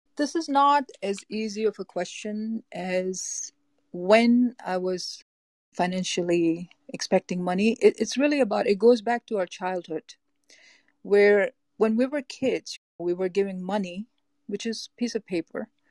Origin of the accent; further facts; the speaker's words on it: Boston, Massachusetts, United States; moved away as an adult; now in Los Angeles, United States; I'm from Los Angeles, California. I grew up in East Coast, uh, Boston, Massachusetts